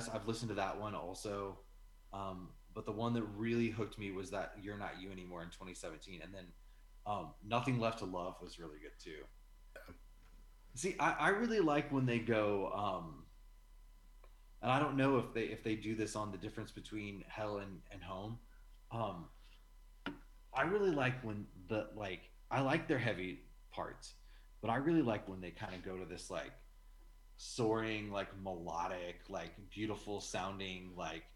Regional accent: Midwest, United States; we're from the Midwest

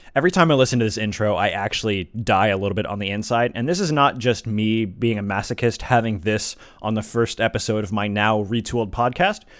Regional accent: Atlanta, Georgia, United States; I'm from Atlanta

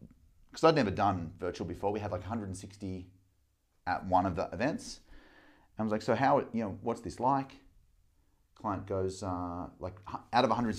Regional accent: Melbourne, Victoria, Australia; Grew up in Melbourne. Mum and dad split up when I was two. Dad's in Sydney. Mum's in Melbourne. Grew up in a little neighbourhood called North Carlton, kind of near the city

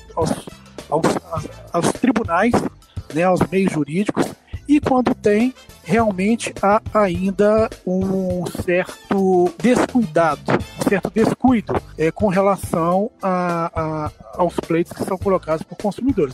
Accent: Juiz de Fora, Minas Gerais, Brazil; also born or lived in Rio de Janeiro; now in Belo Horizonte, Brazil; eu sou nascido lá na cidade do Rio de Janeiro, mas fui criado na nossa mineira Juiz de Fora

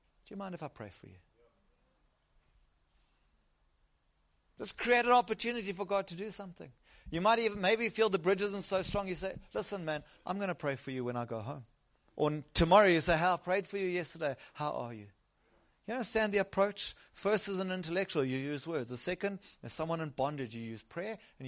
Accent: South Africa; I originally come from the south coast

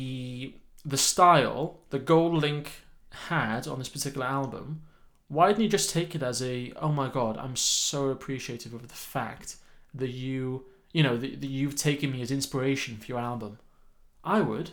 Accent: United Kingdom; I'm British.

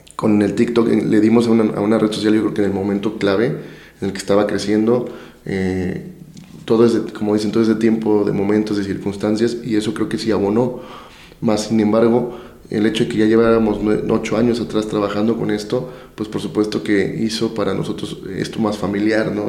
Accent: Veracruz, Mexico; ¿y esto quién lo está llevando a cabo allá en mi estado, no?

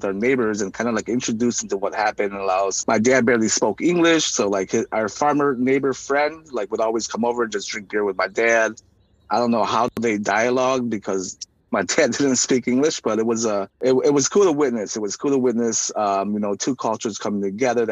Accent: Burlington, Wisconsin, United States; also born or lived in Ubon refugee camp, Thailand / Madison, Wisconsin; now in Racine, United States; The church that sponsored us resided in Burlington, Wisconsin

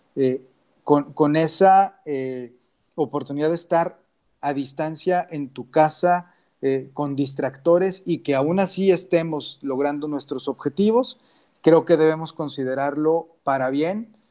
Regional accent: Mexico; como mexicanos

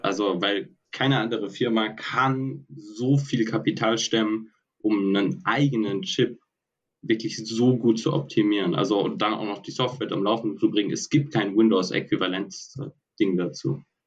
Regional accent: Heidelberg, Baden-Württemberg, Germany; moved away as an adult; now in Stuttgart, Germany; ich bin ursprünglich aus Heidelberg

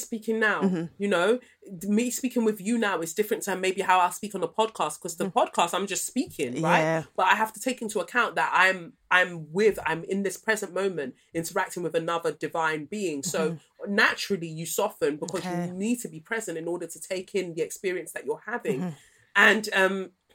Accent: United Kingdom; As British people

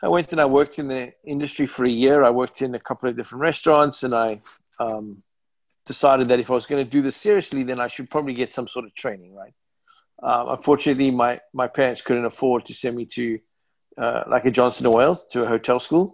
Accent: Cape Town, Western Cape, South Africa; moved away as an adult; also born or lived in New York / Massachusetts; now in United States; Cape Town, South Africa, in my hometown

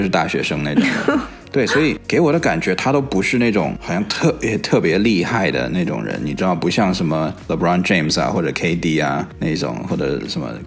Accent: China; now in Silicon Valley, United States; 我小的时候在， 在中国的时候，我暑假都在做暑假作业

